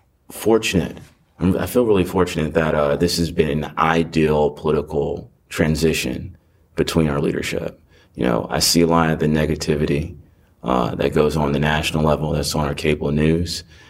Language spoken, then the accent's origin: English; Cincinnati, Ohio, United States; born there; now in Gwinnett County, United States; I'm a 17-year resident of Gwinnett County. Proud graduate of Duluth High School. I'm originally from Ohio, born in Cincinnati, Ohio.